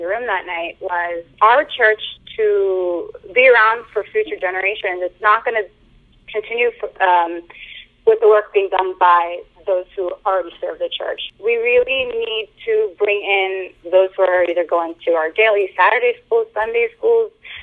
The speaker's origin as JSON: {"language": "English", "town": "Boston", "region": "Massachusetts", "country": "United States", "tie": "born or raised there", "said": "I'm American-born, so I was born and raised in the Boston area"}